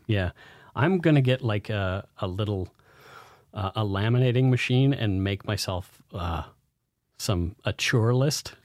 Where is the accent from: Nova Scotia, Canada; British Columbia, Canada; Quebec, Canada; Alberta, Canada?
Nova Scotia, Canada; in Nova Scotia around my hometown